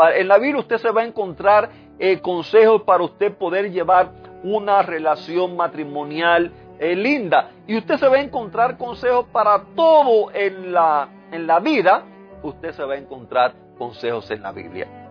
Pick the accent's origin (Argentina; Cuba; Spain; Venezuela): Cuba; moved away; en el lugar donde nací, allá en Cuba, en, el vecindario donde me crié